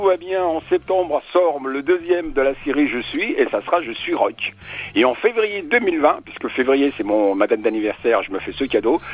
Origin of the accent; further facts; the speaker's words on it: Spain; je suis espagnol